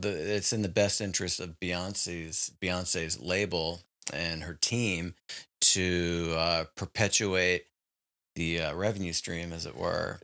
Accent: Richmond, Virginia, United States; moved away; my hometown of Richmond, Virginia

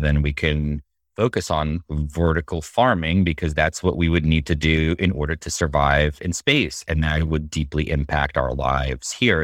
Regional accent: Moscow, Russia; now in United States; I grew up, I was born in Moscow, Russia in 81. And I grew up seeing um, all these statues and monuments to Yuri Gagarin

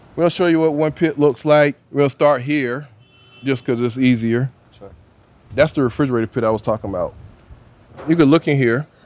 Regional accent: South Carolina, United States; moved away as an adult; now in New Orleans, United States; I'm from South Carolina

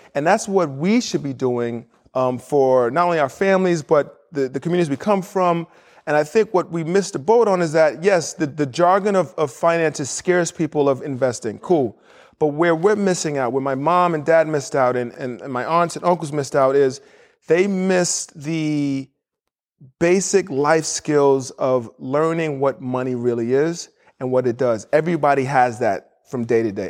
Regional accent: New York City, New York, United States; moved away as an adult; also born or lived in Indiana / Chicago / Miami / Houston; I was born and raised in New York City, had two parents who were Nigerian

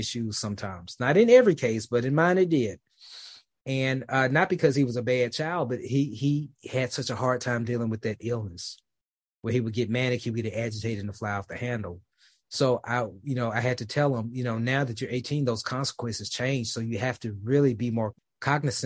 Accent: Memphis, Tennessee, United States; now in Dallas, United States; my hometown of Memphis, even though I live in Dallas

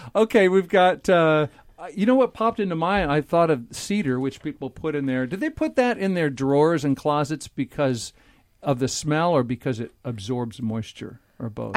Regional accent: Nebraska, United States; now in Washington, United States; I grew up in Nebraska

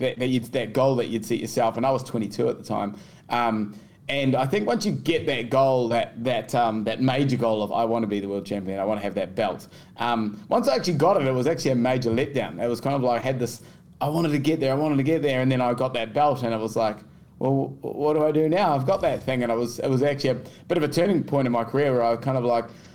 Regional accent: Wellington, New Zealand; accent: New Zealand; moved away as an adult; now in Kingscliff, Australia; I grew up in Wellington, New Zealand there, and I grew up boxing

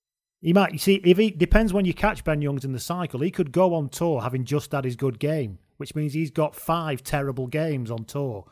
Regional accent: England, United Kingdom; even though I'm English.

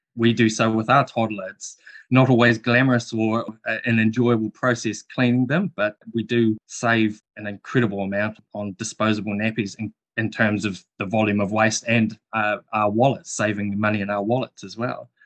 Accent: New Zealand; as a Kiwi

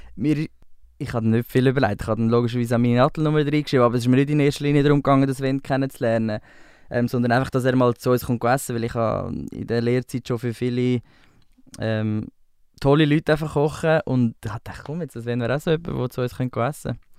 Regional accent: Spreitenbach, Aargau, Switzerland; also born or lived in Winterthur; now in Zurich, Switzerland; ich habe eigentlich meine ganze Kindheit in Spreitenbach ähm, erlebt. Dort bin ich aufgewachsen

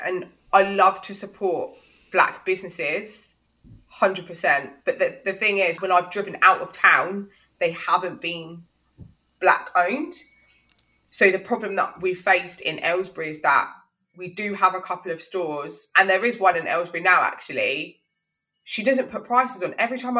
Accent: Jamaica; I mean, I'm Jamaican. It's a lot of Jamaicans, a lot of Dominicans.

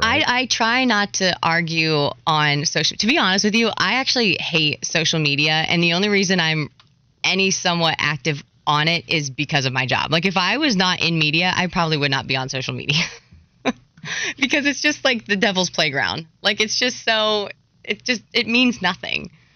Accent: Hershey, Pennsylvania, United States; now in Charlotte, United States; I'm from Hershey, Pennsylvania, which yep. a huge hockey town

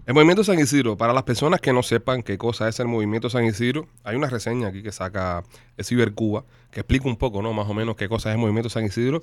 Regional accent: Cuba; now in United States; Nosotros los cubanos que estamos afuera, que estamos en la diáspora, que ya, eh, ¿sabes? No estamos en nuestros países, que salimos de Cuba, que ya vivimos fuera.

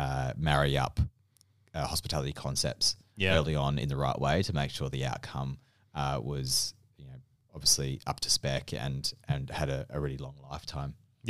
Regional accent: Melbourne, Victoria, Australia; moved away; And I had no idea what Attica was, and I was from Melbourne. {S0} Yes. {S1} Well, not from Melbourne, you know, from the Yarra.

